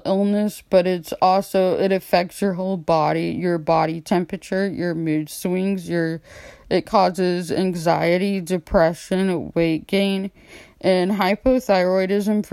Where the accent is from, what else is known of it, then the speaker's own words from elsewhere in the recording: Austin, Texas, United States; moved away; in Austin, where I'm from, since I'm in a different state